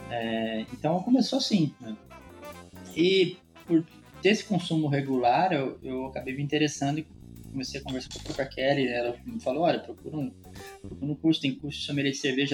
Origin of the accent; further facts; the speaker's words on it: Araras, São Paulo, Brazil; also born or lived in São Carlos; sou paulista, sou natural de Araras, que é pertinho aí de Campinas